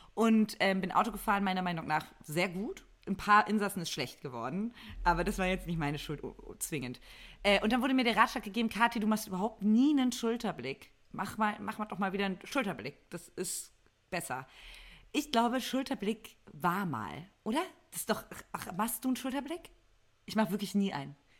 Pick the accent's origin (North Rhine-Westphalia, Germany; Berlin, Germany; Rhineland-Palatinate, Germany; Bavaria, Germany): Berlin, Germany; moved away; also born or lived in Mainz; ich komme aus Berlin und habe da auch lange gelebt. Aus der Ecke zumindest, Berlin-Brandenburg.